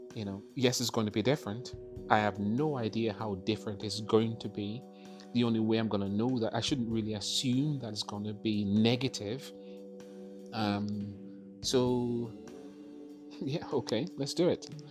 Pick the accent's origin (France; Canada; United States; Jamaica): Jamaica; moved away as an adult; also born or lived in London; now in Northern Ireland; I was born in London and of course then went back to, I say back to Jamaica because that's clear that's where your grandparents are from. Um, so um, we uh, from a very, very early age. Um, went back to uh, Jamaica and then pretty much spent most of my teen uh, years there.